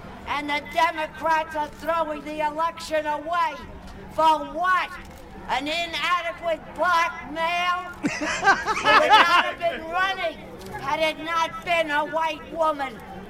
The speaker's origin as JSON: {"language": "English", "town": "New York City", "region": "New York", "country": "United States", "said": "I'm from Manhattan."}